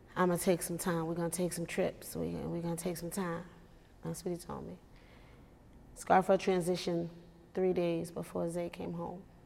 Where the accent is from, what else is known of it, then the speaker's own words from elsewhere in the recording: New York, United States; moved away; I'm from New York